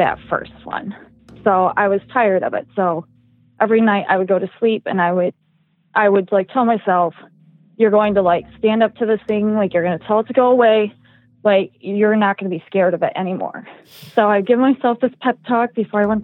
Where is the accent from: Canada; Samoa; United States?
United States; Midwest; I am from the Midwest